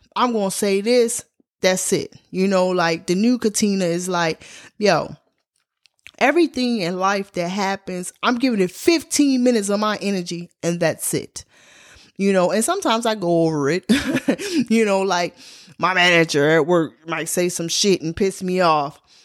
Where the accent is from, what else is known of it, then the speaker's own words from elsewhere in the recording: Baltimore, Maryland, United States; my hometown, Baltimore, Maryland